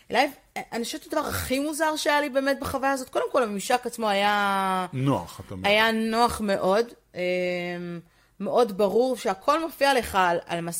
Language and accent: Hebrew; Israel